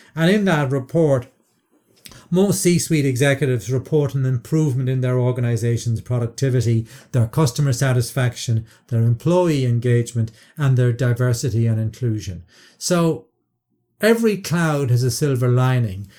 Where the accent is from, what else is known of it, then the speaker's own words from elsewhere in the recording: Ireland; I, as an Irishman